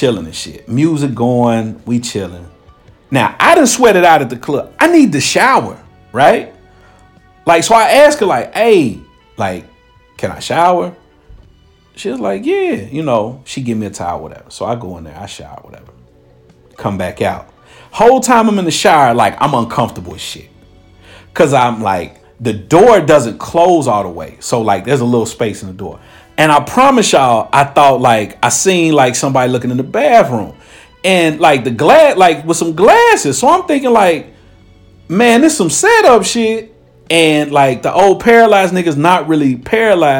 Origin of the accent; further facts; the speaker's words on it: Cincinnati, Ohio, United States; moved away; I'm from Cincinnati